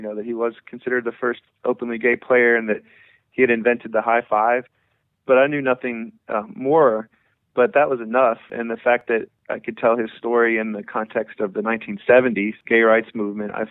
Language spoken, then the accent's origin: English; Washington, District of Columbia, United States; also born or lived in Madison, Wisconsin; now in Nashville, United States; we lived in D.C. most of my childhood